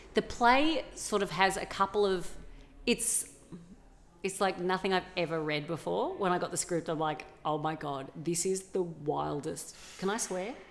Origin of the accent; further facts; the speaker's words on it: Australia; accent: regional Australian; I grew up in a small town. That's how my dad speaks.